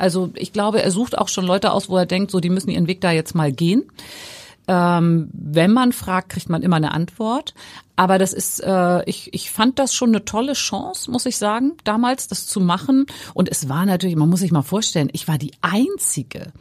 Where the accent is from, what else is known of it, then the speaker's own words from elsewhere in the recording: Hamburg, Germany; als Hamburgerin